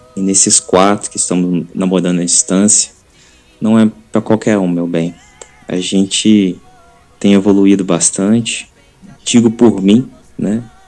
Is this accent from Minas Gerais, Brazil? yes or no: yes; Viçosa, Minas Gerais, Brazil; sou de Viçosa, Minas Gerais